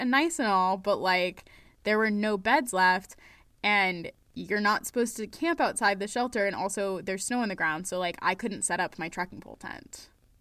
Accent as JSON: {"language": "English", "region": "Maine", "country": "United States", "said": "I'm from Maine."}